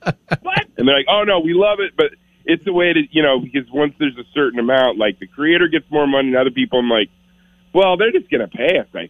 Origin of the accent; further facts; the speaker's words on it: Vancouver, Washington, United States; Vancouver, Washington, my hometown. I'm very proud to be from there.